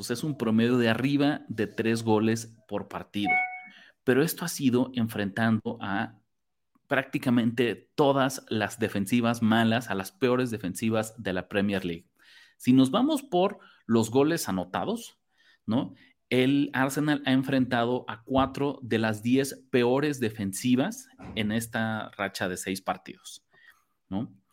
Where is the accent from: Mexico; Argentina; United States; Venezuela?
Mexico; como mexicanos